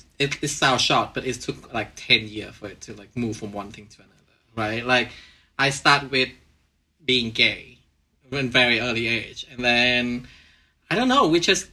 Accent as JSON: {"language": "English", "region": "Hanoi", "country": "Vietnam", "tie": "born or raised there", "said": "I'm from Hanoi. I was born in like right in the middle of the city."}